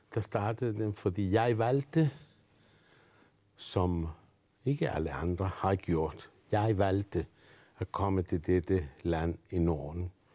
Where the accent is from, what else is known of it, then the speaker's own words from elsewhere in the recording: Argentina; Danish is a second language; now in Denmark; jeg er født i Argentina. Og jeg har faktisk øh, levet i Argentina under Perón